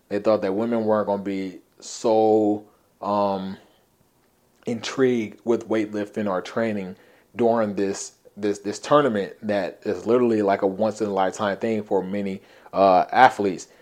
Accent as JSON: {"language": "English", "town": "Compton", "region": "California", "country": "United States", "tie": "born or raised there", "said": "When I was young, um, growing up in Compton"}